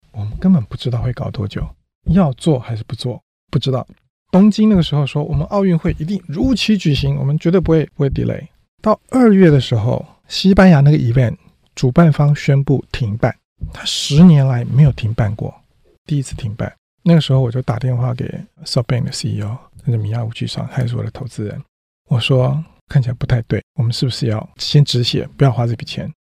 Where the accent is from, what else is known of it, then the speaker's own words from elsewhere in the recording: Taiwan; moved away; also born or lived in Silicon Valley; 我们台湾人有一个韧性